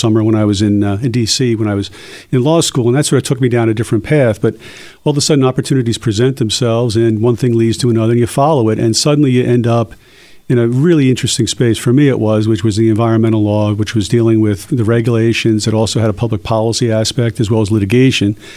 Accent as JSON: {"language": "English", "town": "Philadelphia", "region": "Pennsylvania", "country": "United States", "tie": "born or raised there", "said": "a kid growing up in Philly"}